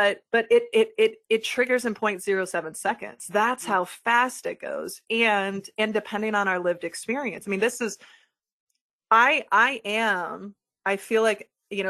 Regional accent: Midwest, United States; I'm a white woman in the Midwest.

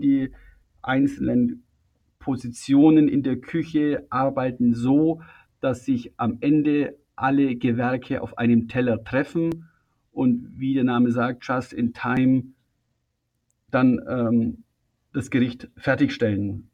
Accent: Füssen, Bavaria, Germany; ich bin 1968 in Füssen geboren

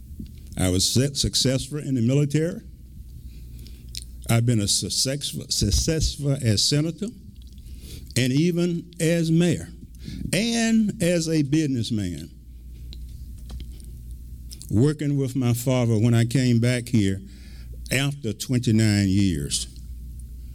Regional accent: Milledgeville, Georgia, United States; My caring started right here in Milledgeville. I was born here in Oconee Heights, finished high school here

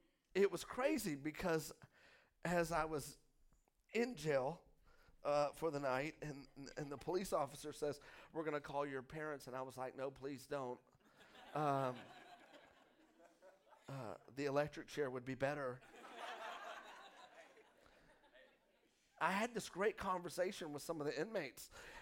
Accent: Texas, United States; now in Hot Springs, United States; I'm full Arkansas now. So I just need y'all to know I'm not, like, slamming. I'm just saying that I was from Texas.

